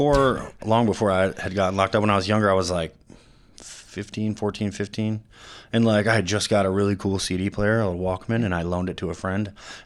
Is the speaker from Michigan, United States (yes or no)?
yes; Ionia, Michigan, United States; I'm from Ionia.